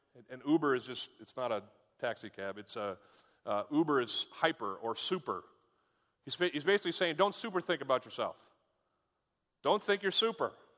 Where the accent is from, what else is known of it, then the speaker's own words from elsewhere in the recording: United States; I'm an American.